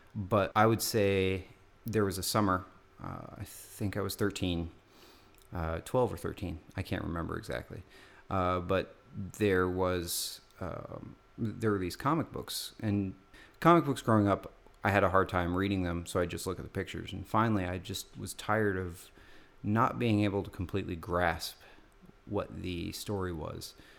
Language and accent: English; Tucson, Arizona, United States; Growing up in Tucson